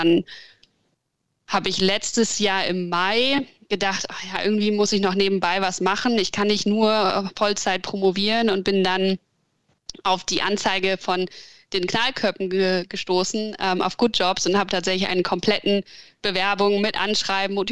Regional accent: Berlin, Germany; now in Hamburg, Germany; Ähm, ich bin ursprünglich aus Berlin, also noch ein bisschen großstädterischer als Hamburg eigentlich und bin dann zum Studieren irgendwann nach Hamburg gekommen

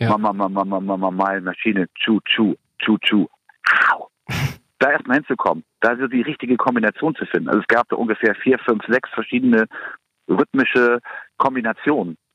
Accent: Kiel, Schleswig-Holstein, Germany; also ich komme aus Kiel, ist klar, und wenn man dann Freunde hat, dann äh, in Kiel, dann ziehen halt die meisten weg.

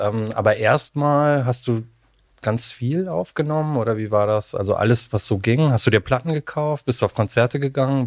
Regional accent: Cologne, North Rhine-Westphalia, Germany; ich komme auch aus Köln

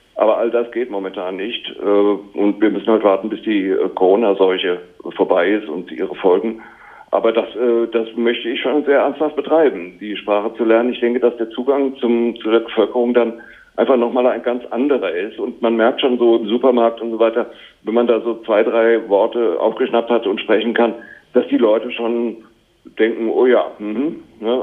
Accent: Germany; moved away as an adult; als Deutscher

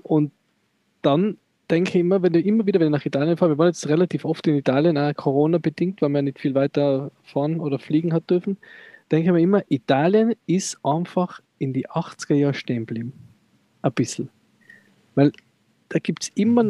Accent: Tyrol, Austria; Als Tiroler

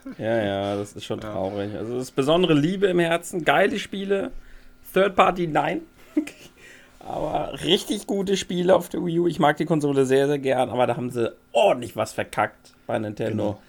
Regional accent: Schleswig-Holstein, Germany; wir immer noch als Schleswig-Holsteiner

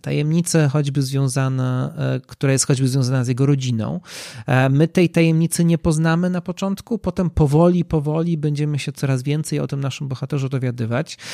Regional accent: Poland; nasz kraj jest bardzo mocno podzielony

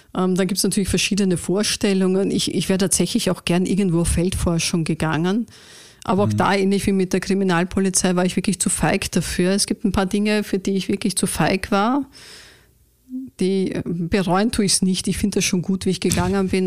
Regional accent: Vienna, Austria; ich bin eine waschechte Wienerin tatsächlich

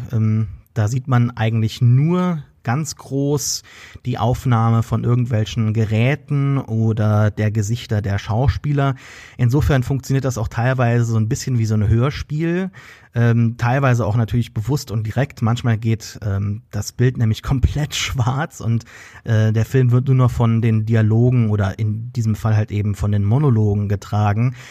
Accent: Germany; uns selbst als Deutsche

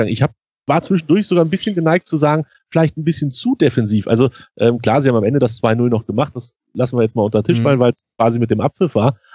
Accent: Hanover, Lower Saxony, Germany; wir erinnern uns alle an letzte Saison und ich als Hannoveraner natürlich noch viel mehr.

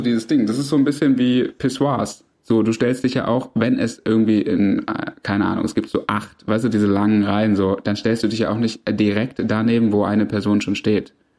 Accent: Swabia, Germany; ich als Schwabe

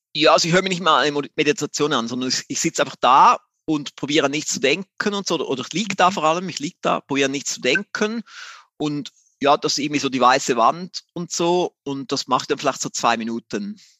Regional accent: Switzerland; ich bin ein Schweizer, wie man mhm. so hört

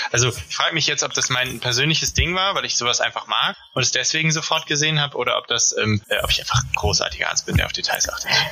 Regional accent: Ruhr area, North Rhine-Westphalia, Germany; ich komme ja aus dem Ruhrgebiet

